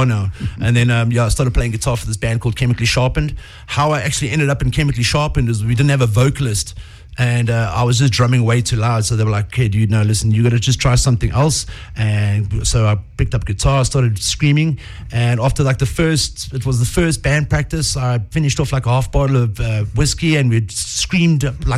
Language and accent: English; Welkom, Free State, South Africa; moved away; I come from the Free State, a little town called Velcom.